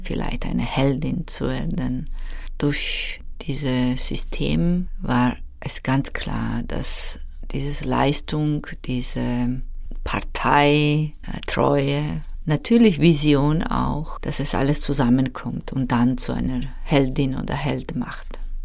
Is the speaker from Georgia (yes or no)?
yes; Georgia; German is a second language; moved away; Ich bin aufgewachsen in Georgien in einer Familie mit zwei Schwestern, mit Mutter und einer Tante